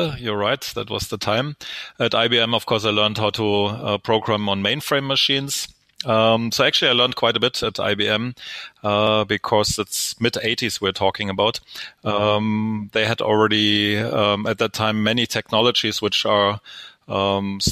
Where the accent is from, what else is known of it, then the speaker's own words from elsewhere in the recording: Stuttgart, Baden-Württemberg, Germany; English is a second language; also born or lived in United States; I'm originally from Stuttgart, Germany